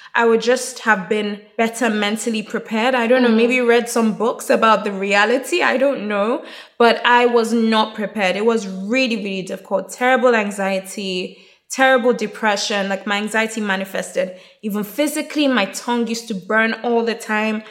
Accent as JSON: {"language": "English", "country": "Nigeria", "also_born_or_lived": "Plymouth / Durham", "said": "I'm Nigerian"}